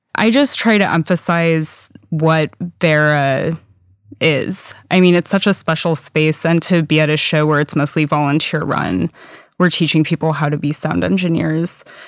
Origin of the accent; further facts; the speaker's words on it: San Diego, California, United States; now in Seattle, United States; I grew up in San Diego, which essentially has no all-ages scene